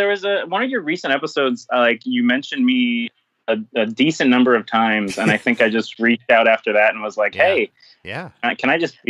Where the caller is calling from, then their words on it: Florida, United States; Very rainy Florida is where I'm calling in from.